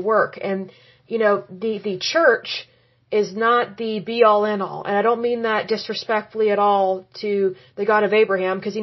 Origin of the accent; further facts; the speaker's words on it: Oklahoma, United States; I was born and raised in Oklahoma